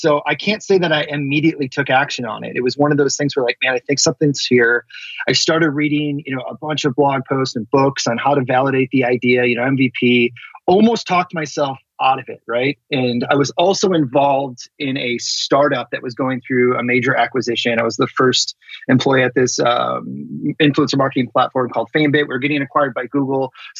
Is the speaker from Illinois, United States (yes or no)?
yes; Chicago, Illinois, United States; moved away as an adult; also born or lived in Wisconsin; now in Los Angeles, United States; Grew up in the suburbs of Chicago, Illinois.